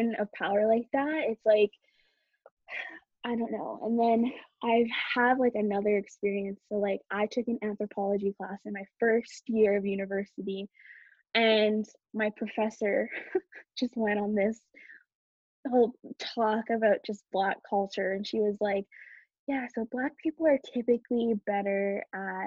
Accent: Canada; I was born in Canada

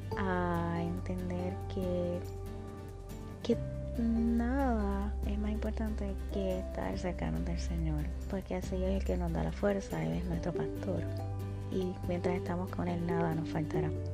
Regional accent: Puerto Rico; en mi país, Puerto Rico

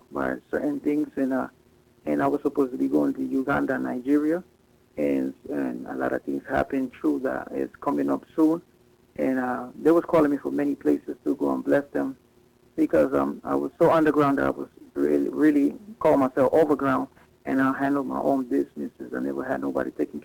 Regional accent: Panama; I was from Panama

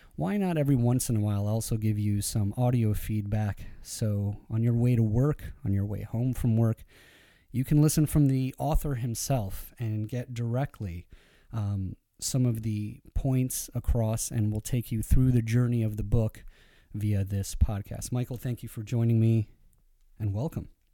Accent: Iran; being Persian

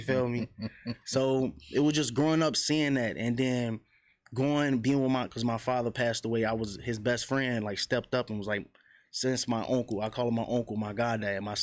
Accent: Chicago, Illinois, United States; I grew up on the low end, 47 in Michigan

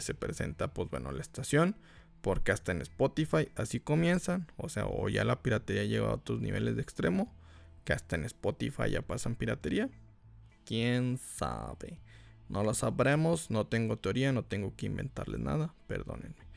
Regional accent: Mexico; Aquí en México somos tan piratas que hasta pirateamos a la policía

